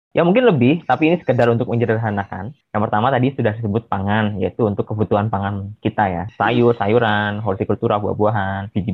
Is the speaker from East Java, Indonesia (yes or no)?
yes; Surabaya, East Java, Indonesia